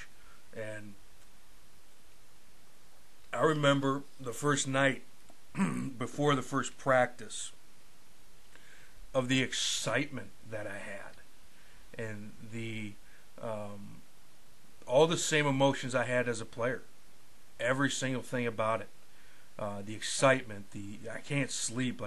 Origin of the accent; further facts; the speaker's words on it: Escanaba, Michigan, United States; I basically enrolled at Baynock Community College in my hometown of Escanaba